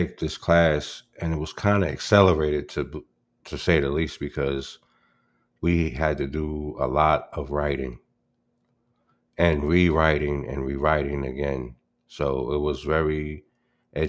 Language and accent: English; New York City, New York, United States; also born or lived in Albany; growing up in the Bronx